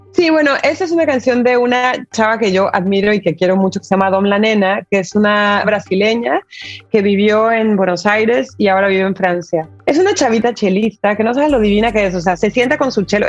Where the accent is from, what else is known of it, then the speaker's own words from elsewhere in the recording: Tijuana, Baja California, Mexico; accent: Tijuana; moved away as an adult; also born or lived in Mexico City, Mexico; now in Argentina; yo mi identidad es, mexicana, pero es tijuanense, o sea, yo realmente ahora que estoy como lejos de México, me siento como regresando a mi acento tijuanense